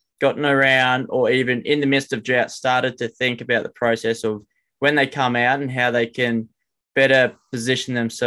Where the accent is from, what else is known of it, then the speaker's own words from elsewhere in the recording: New South Wales, Australia; we're from New South Wales and we don't have too many cows ourselves